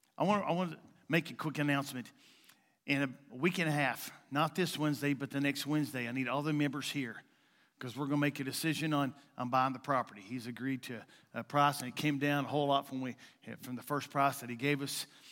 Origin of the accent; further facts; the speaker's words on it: Eastern Kentucky, United States; moved away; also born or lived in Jackson, Missouri; I'm a nobody from Eastern Kentucky